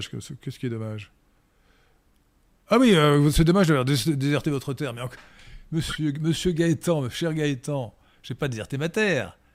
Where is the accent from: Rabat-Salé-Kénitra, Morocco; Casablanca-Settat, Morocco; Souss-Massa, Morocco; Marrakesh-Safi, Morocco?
Rabat-Salé-Kénitra, Morocco; Port-Lyautey; born there; mon père était en garnison à Port-Lioté au Maroc pendant le protectorat que je suis né au Maroc.